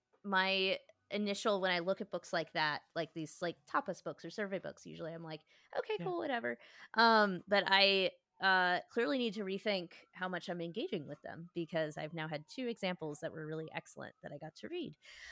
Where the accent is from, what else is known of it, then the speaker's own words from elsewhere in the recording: Chicago, Illinois, United States; born there; I was born in Chicago. Like, the schools would be closed in honor of him every year and stuff.